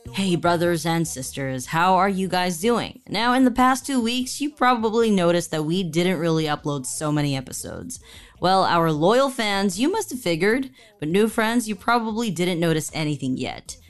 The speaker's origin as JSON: {"language": "English", "country": "Taiwan", "tie": "born or raised there", "moved": "yes", "said": "Growing up in Taiwan"}